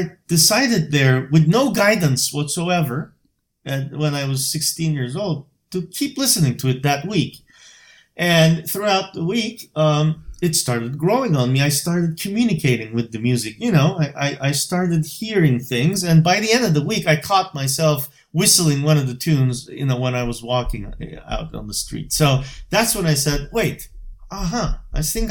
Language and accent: English; Bursa, Turkey; moved away as an adult; now in Boston, United States; my hometown, Bursa